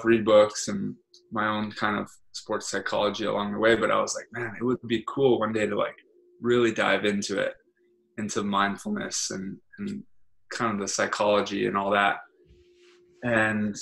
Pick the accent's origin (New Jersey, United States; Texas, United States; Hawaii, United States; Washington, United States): Hawaii, United States; moved away as an adult; now in California, United States; I'm born and raised in Hawaii